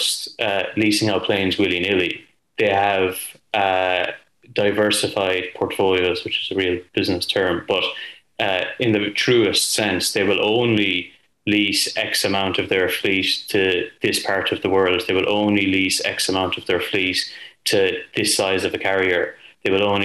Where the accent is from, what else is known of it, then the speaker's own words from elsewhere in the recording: Limerick, Munster, Ireland; moved away; I'm from Limerick originally